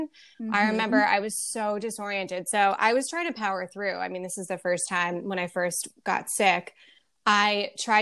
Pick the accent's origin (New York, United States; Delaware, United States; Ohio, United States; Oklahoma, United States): New York, United States; Long Island; also born or lived in Indiana; I grew up on Long Island